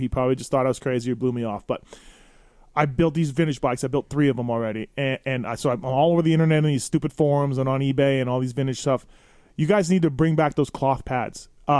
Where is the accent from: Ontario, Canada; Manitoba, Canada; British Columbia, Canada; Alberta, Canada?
Manitoba, Canada; Winnipeg; I'm from Winnipeg, Canada